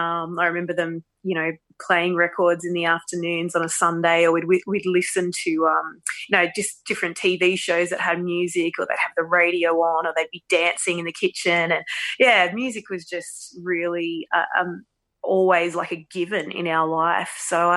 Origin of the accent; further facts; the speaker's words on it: St Marys, New South Wales, Australia; But I always said Penrith because people didn't really know St. Mary's. Yep. We were raised in St. Mary's. It was such a nice place when we were kids.